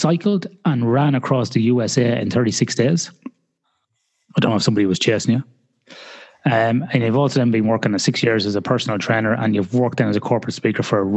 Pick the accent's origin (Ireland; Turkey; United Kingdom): Ireland; as an Irish person